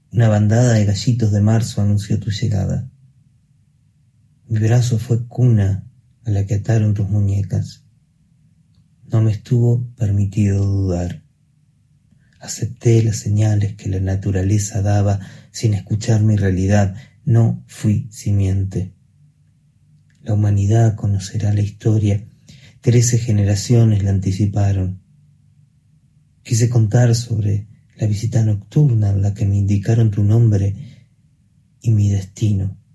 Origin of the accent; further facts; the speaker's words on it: Mercedes, Buenos Aires Province, Argentina; soy de Mercedes, provincia de Buenos Aires